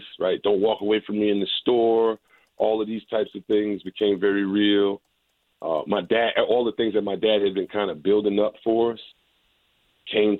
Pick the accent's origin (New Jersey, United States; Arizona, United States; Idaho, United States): New Jersey, United States; Teaneck; I grew up in Teaneck, New Jersey, right outside of the city